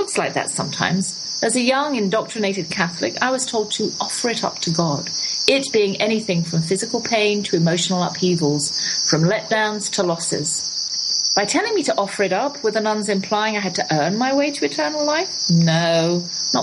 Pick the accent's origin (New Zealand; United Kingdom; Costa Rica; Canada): United Kingdom; England; moved away; also born or lived in United States